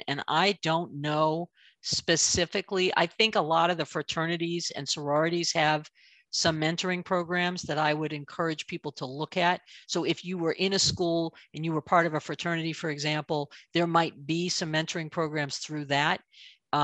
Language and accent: English; East Coast, United States; To me, because I grew up on the East Coast, deep dish is just like too much sauce and too much bread. Give me a New York slice anytime.